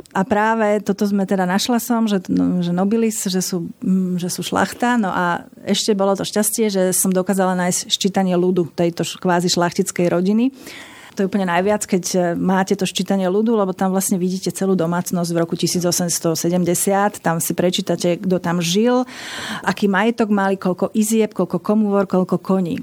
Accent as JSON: {"language": "Slovak", "town": "Bratislava", "region": "Bratislava Region", "country": "Slovakia", "said": "Ja som pochádzam z Bratislavy a to bolo jedno vinohradnícke mesto."}